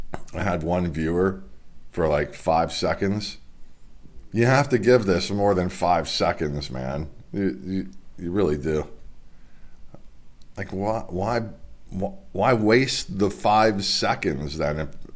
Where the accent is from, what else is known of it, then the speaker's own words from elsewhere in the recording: Delaware, United States; because there's going to be some athletes mentioned from my home state here in Delaware